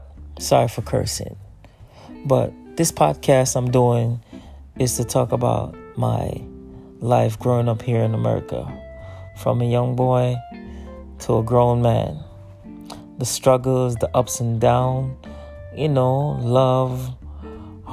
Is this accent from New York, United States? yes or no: yes; New York, United States; also born or lived in Jamaica; I was born in Jamaica, and I'm now living in New York.